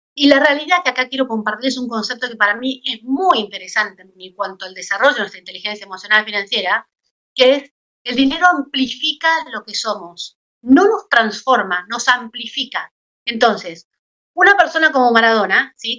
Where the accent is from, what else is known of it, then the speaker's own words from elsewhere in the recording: Argentina; como fiel argentina